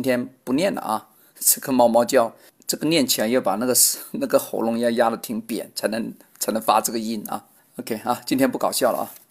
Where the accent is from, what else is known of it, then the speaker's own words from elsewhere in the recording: China; 我们中国人